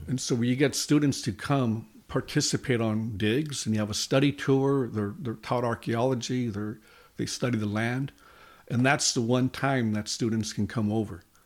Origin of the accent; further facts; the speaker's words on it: Los Angeles, California, United States; I grew up in East Los Angeles, California, Hispanic community